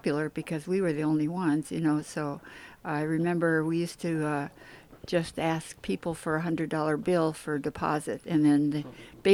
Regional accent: Wisconsin, United States; moved away; also born or lived in Eureka / Sausalito; I was raised on lakes in Wisconsin.

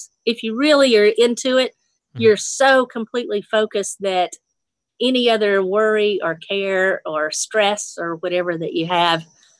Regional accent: Nashville, Tennessee, United States; And I said, yeah, I'm from Nashville.

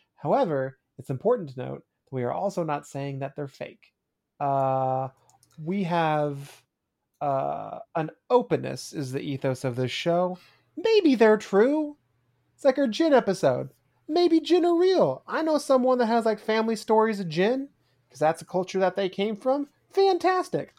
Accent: United States; growing up in the States

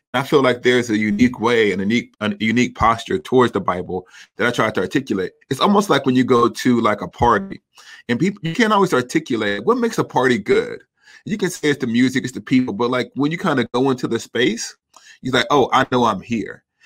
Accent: the South, United States; I'm a Southerner

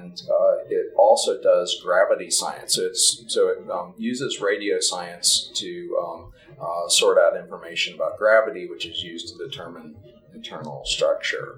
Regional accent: New Mexico, United States; my home state, which is New Mexico

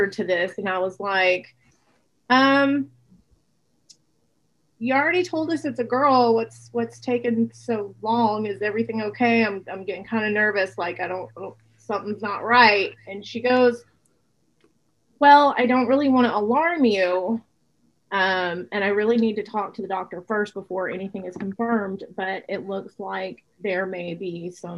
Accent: Laredo, Texas, United States; moved away; I grew up in Laredo

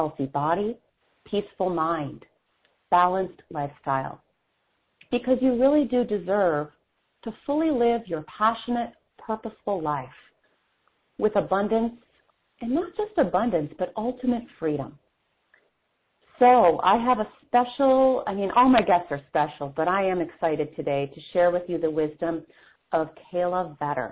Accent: Wisconsin, United States; I'm from Wisconsin

